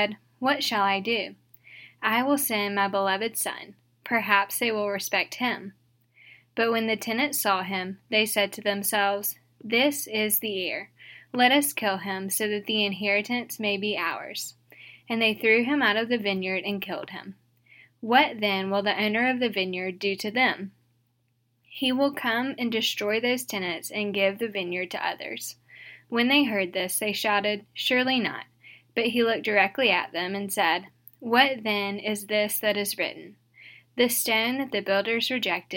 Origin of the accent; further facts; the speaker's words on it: St. Francisville, Louisiana, United States; moved away as an adult; also born or lived in Mississippi; now in Dallas, United States; I'm originally from St. Francisville, Louisiana